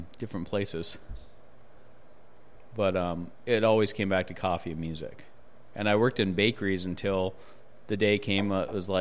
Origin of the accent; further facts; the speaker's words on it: Juneau, Alaska, United States; moved away; I'm from Alaska originally